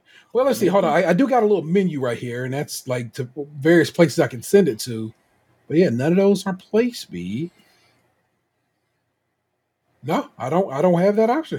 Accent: Cleveland, Ohio, United States; because this story has showed up on, I'm from Cleveland, and I was like, what the fuck?

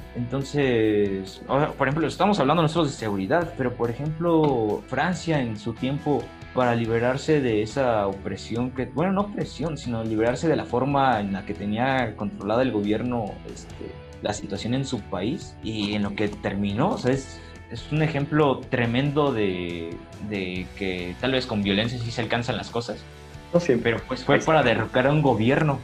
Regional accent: Mexico

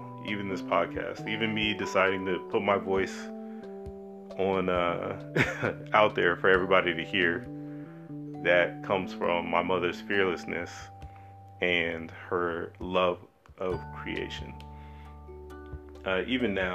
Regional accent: Germany; I grew up in Germany

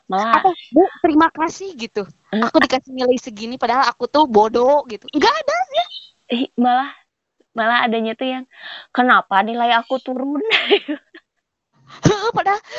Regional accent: West Java, Indonesia; Aku aja sebagai orang Sunda nggak bisa bahasa Sunda

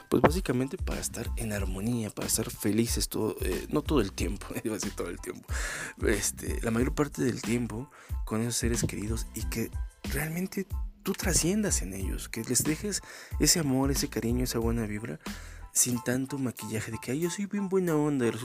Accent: Mexico; Soy bien mexicano, te. soy bien, pues, soy bien culto y respeto mis tradiciones.

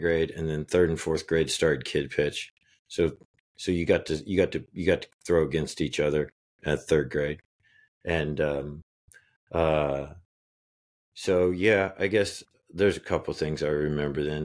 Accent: Phillipsburg, Kansas, United States; I was born in Phillipsburg, Kansas.

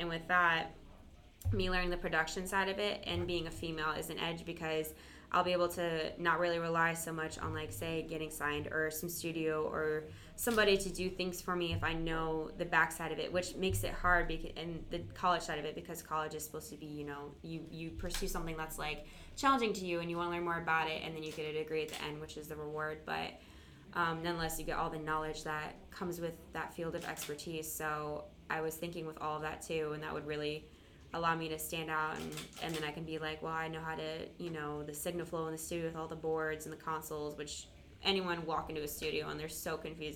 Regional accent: Michigan, United States; moved away; also born or lived in Florida; I grew up in the Midwest in Michigan

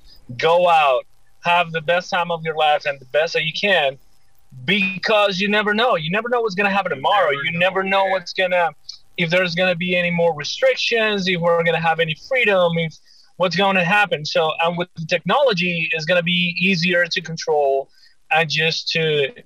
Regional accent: Caracas, Capital District, Venezuela; moved away; I'm originally from Caracas, Venezuela

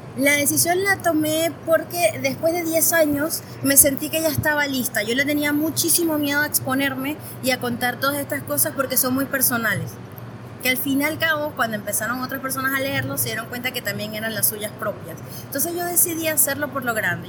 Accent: Venezuela; moved away as an adult; also born or lived in Caracas / Buenos Aires Province, Argentina; now in Argentina; yo soy de Venezuela

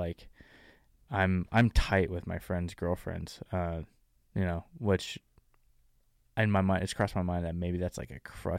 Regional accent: New Jersey, United States; moved away as an adult; now in San Diego, United States; Dude, I'm from New Jersey.

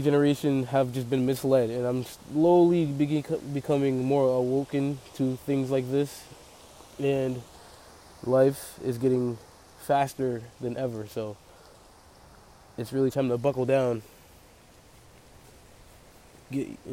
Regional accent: Pawtucket, Rhode Island, United States; I'm from Pawtucket, Rhode Island

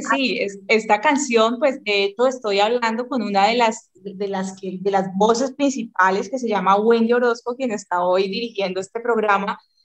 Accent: Colombia; los colombianos somos colombianos

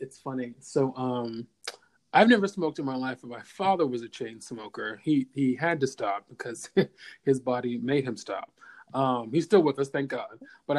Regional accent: Kentucky, United States; moved away as an adult; also born or lived in New York; I'm from Kentucky.

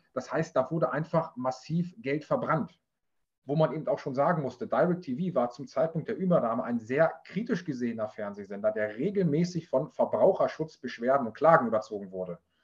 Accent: Germany; bei uns in Deutschland

